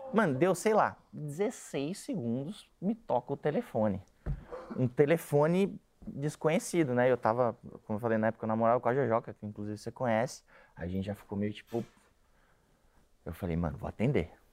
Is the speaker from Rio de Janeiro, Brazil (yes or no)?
no; São Paulo, Brazil; eu sou da Vila Santa Catarina.